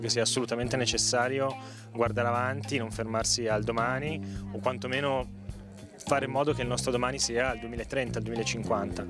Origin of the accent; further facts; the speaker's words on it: Milan, Lombardy, Italy; now in Pisa, Italy; sono un ricercatore di genetica a Scuola Superiore Sant'Anna qui a Pisa, anche se vengo da Milano